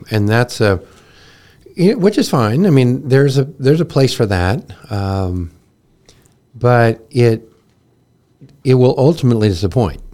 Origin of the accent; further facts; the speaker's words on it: Texas, United States; I was born in Texas the same year as the Dallas Cowboys